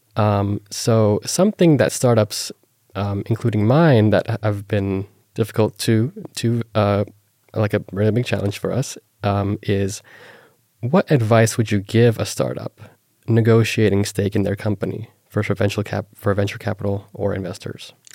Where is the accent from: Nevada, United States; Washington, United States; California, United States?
Nevada, United States; Las Vegas; I was born and raised in Las Vegas